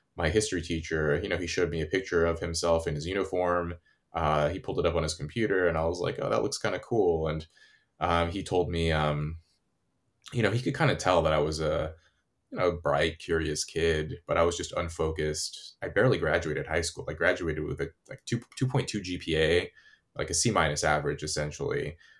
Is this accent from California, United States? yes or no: yes; California, United States; where I grew up in California